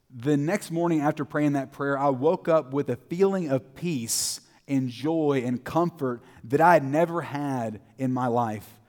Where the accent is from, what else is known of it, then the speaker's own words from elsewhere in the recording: Terrell, Texas, United States; I grew up in Terrell, Texas. I was born and, born and raised there